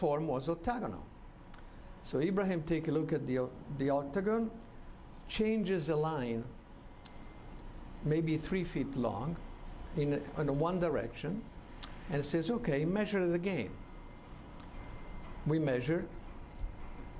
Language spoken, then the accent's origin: English; Florence, Tuscany, Italy; I'm an architect from Florence from 44 years now